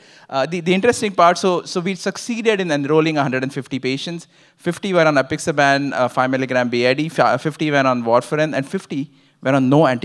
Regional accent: Ottawa, Ontario, Canada; I'm from Ottawa

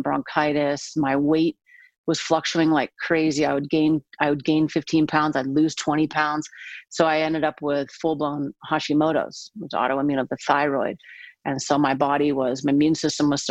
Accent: San Diego, California, United States; I'm from San Diego

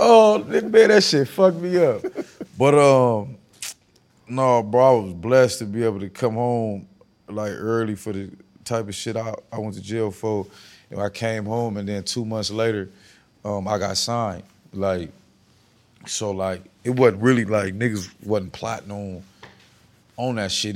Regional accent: West Coast, United States; I'm from the West Coast

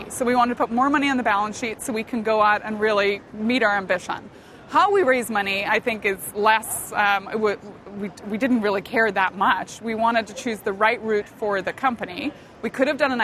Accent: Northern Ireland, United Kingdom; moved away; I grew up in Northern Ireland. I grew up during the Troubles, pretty tough time.

